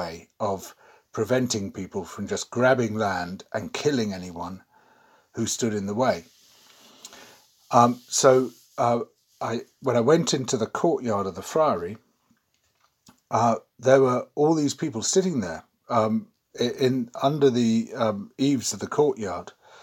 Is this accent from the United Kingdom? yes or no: yes; United Kingdom; also born or lived in Manaus, Brazil; I'm a British journalist